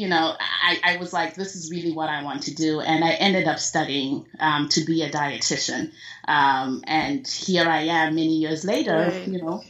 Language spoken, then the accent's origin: English; Zimbabwe; moved away; Yes, I was born and raised in Zimbabwe.